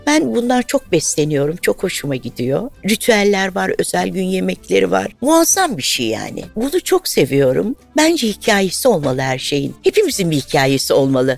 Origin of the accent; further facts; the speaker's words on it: Anatolia, Turkey; Zaten Anadolu'luyum da.